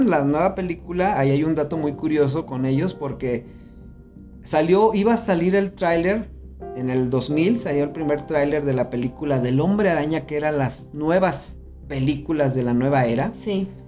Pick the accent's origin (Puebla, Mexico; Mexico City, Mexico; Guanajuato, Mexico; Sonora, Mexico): Guanajuato, Mexico; Celaya; now in León, Mexico; yo ya estaba viviendo aquí en León. Yo me vine de Celaya a estudiar